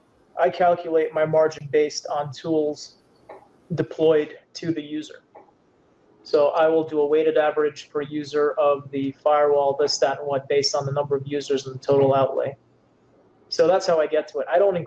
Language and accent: English; Canada; Yes, I am Canadian, eh? Yes, I am.